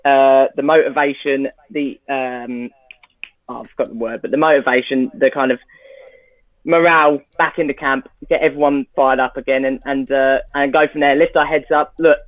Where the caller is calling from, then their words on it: Cambridge, East of England, United Kingdom; Cambridge, England.